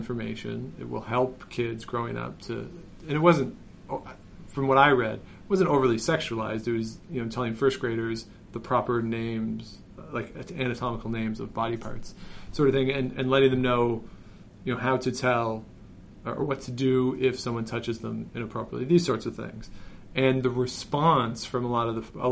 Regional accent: Canada; I grew up in Canada. I went to school in Canada

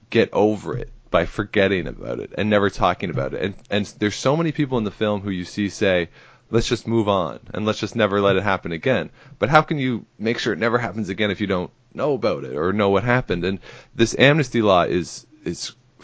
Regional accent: Canada; growing up in Canada

